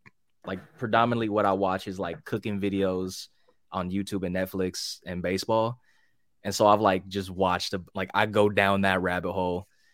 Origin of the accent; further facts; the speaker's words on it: Hercules, California, United States; Hercules, right. California, otherwise known as a city in the Bay Area, otherwise known as the Yay Area.